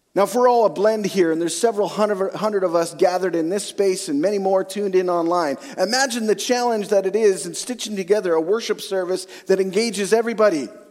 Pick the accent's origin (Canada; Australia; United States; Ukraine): Canada; Western Canada; also born or lived in central Alberta; now in Eastern/central Canada; I grew up in Western Canada